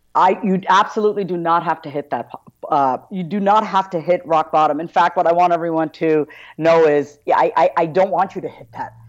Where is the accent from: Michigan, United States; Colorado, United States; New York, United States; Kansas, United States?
New York, United States; Long Island; I grew up on Long Island, New York